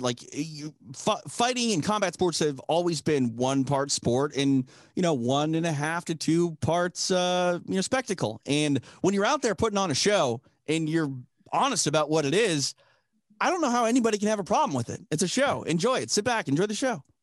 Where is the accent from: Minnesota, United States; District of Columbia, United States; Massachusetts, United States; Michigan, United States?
Minnesota, United States; I'm from Minnesota